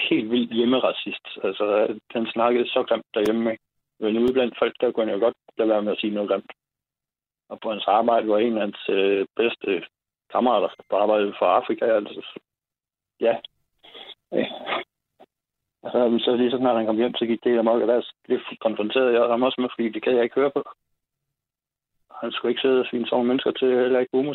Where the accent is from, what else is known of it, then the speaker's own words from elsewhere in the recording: Ebeltoft, Central Denmark Region, Denmark; now in Klovborg, Denmark; nu kommer jeg selv fra Ebeltoft